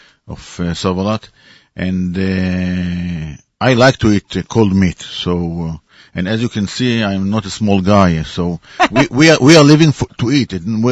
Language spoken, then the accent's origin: English; Israel; We are from Israel.